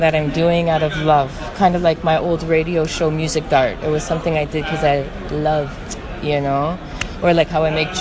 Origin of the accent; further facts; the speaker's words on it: Detroit, Michigan, United States; moved away; the artistic community in Detroit, which is my hometown. And I moved when the crash happened